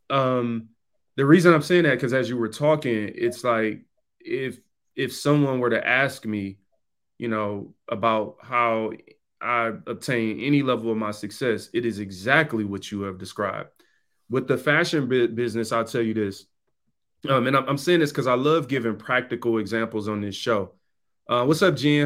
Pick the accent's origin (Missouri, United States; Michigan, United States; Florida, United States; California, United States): Michigan, United States; Detroit; I come from the East Side, Seven Mile in Detroit